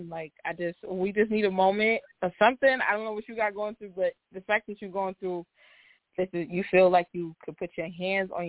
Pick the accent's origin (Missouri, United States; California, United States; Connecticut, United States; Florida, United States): Florida, United States; Orlando; I'm from Orlando, but I'm in Baltimore right now doing some work